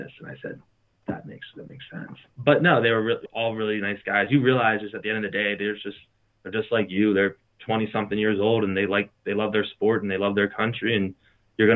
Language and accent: English; Baltimore, Maryland, United States; I'm from Baltimore.